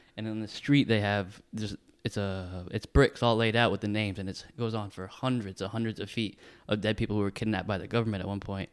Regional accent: United States; also born or lived in Texas; the United States

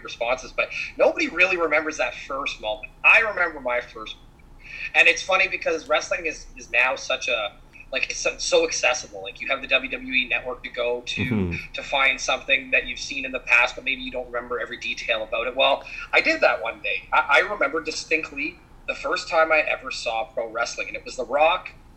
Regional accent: Winnipeg, Manitoba, Canada; I'm from Winnipeg

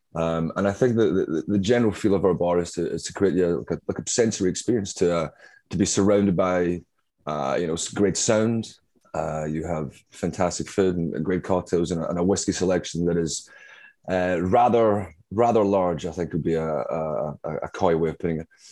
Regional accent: Glasgow, Scotland, United Kingdom; moved away as an adult; also born or lived in Brooklyn, New York; now in New York, United States; my accent, as I'm sure you can tell, is not uh, native to Brooklyn, uh, where I currently am. Uh, I'm from uh, Glasgow, Scotland

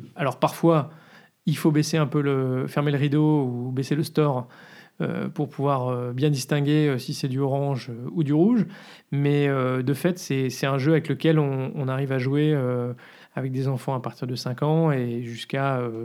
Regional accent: France; moved away as an adult; now in Brussels, Belgium; on est français

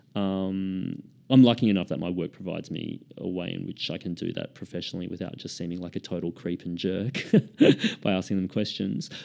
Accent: Queensland, Australia; now in Sydney, Australia; I grew up in Queensland. I, I live in Sydney now

